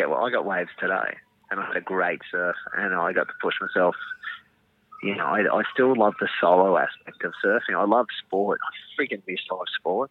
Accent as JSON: {"language": "English", "town": "Coolangatta", "region": "Queensland", "country": "Australia", "tie": "born or raised there", "also_born_or_lived": "Nambour"}